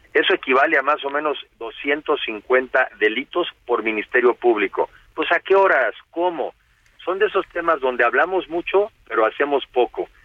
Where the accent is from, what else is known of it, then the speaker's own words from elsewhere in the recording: Mexico; como mexicanos